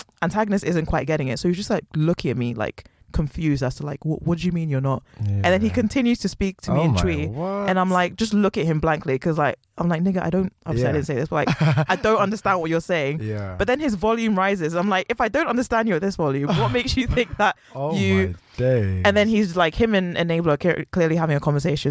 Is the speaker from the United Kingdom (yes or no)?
yes; London, United Kingdom; first language English; also born or lived in Ghana; I was born in London. I was raised here. I grew up here